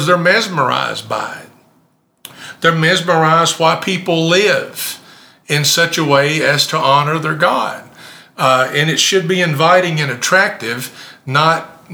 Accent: Campbellsville, Kentucky, United States; also born or lived in Decatur, Illinois / Elberfeld, Indiana / Maryville, Tennessee / Somerset, Kentucky; when I was seven, we moved to Kentucky. Now, I'm not native Kentuckian, but I'm a Kentucky boy. I grew up in Summersville, Camelsville, only a few miles apart

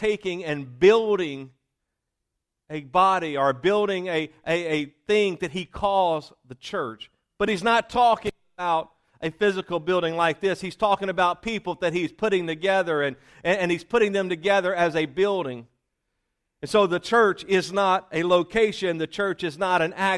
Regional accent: Louisiana, United States; also born or lived in Mississippi; raised in Louisiana.

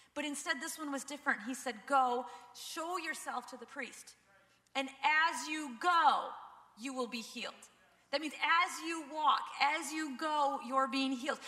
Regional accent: Minnesota, United States; we're from Minnesota

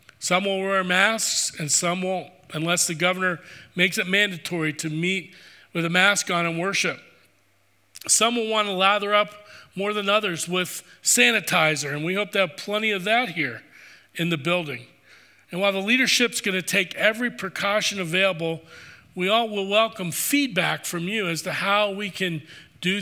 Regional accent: East Coast, United States; I grew up on the East Coast.

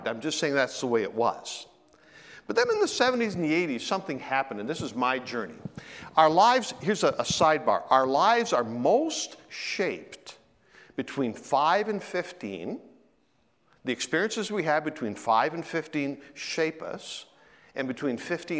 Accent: Ontario, Canada; I grew up in Ontario

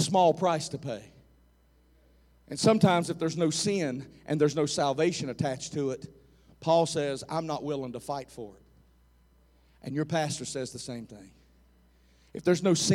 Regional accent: United States; I'm an American

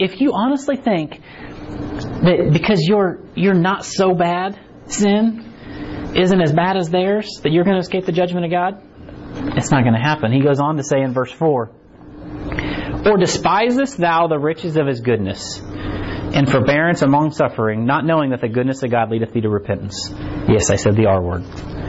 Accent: United States; born there; And we like to think that, well, I was born in America, right? And I root for the Chiefs

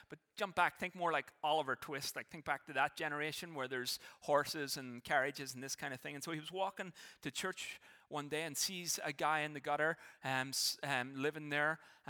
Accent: Ireland; now in Canada; there will be things that I will never, in a sense, stop being Irish about. Some of the ways I think, it's just who I am. It'll never change. But there were things that I had to change, that I had to give up, in a sense, to be Canadian.

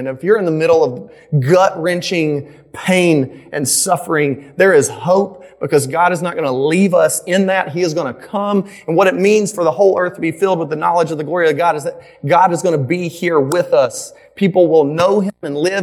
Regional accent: Midland, the South, United States; So I grew up in the South. I grew up in Midland. I grew up in like a real rural area

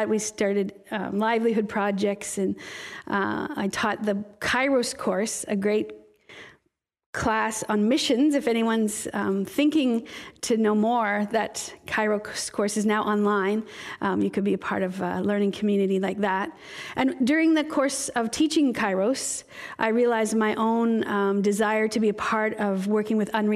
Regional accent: Kamloops, British Columbia, Canada; moved away as an adult; also born or lived in Cranbrook, British Columbia / Philippines; I actually was born and raised in Kamloops in the Alliance Church there. And then our family moved to Cranbrook, British Columbia, where I graduated from high school.

